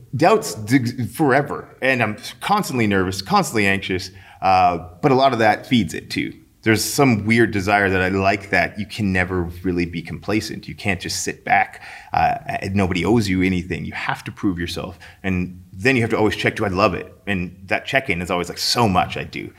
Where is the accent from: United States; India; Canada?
Canada; St. Albert, Alberta; I grew up in Saint Albert.